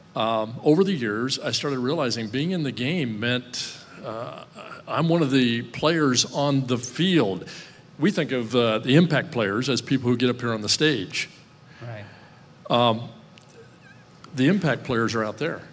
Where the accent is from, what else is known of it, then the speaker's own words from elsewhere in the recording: Midwest, United States; growing up in the Midwest